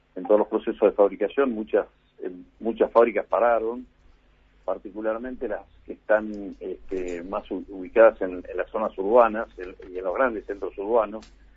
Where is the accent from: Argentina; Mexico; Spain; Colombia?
Argentina; Nosotros como argentinos